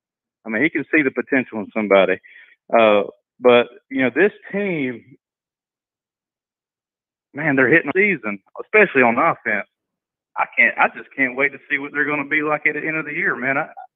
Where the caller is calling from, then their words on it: Brunswick, Georgia, United States; I'm calling in from Brunswick, Georgia